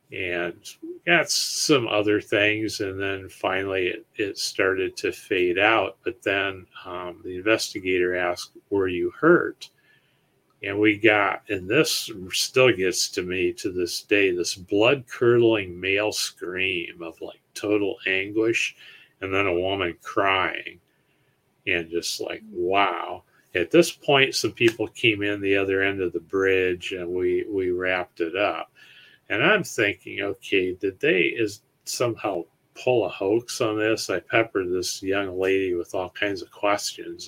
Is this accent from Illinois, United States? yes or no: no; Ohio, United States; we're from Ohio